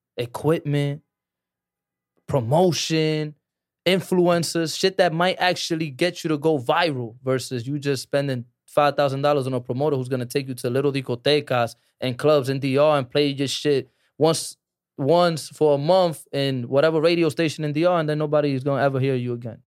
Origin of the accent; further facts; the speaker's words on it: New York City, New York, United States; I was born in Harlem